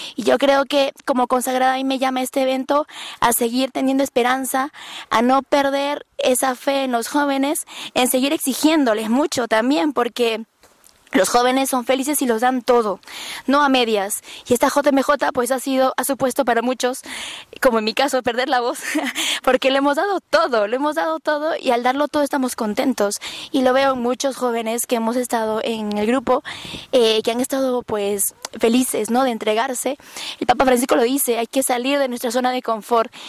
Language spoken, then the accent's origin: Spanish; Peru; soy peruana